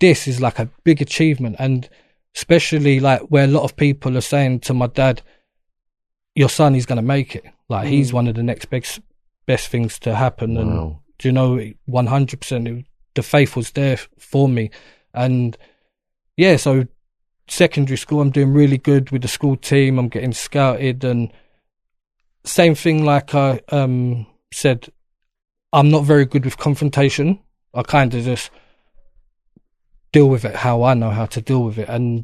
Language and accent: English; London, United Kingdom; I'm born and raised in Peckham, so that's my area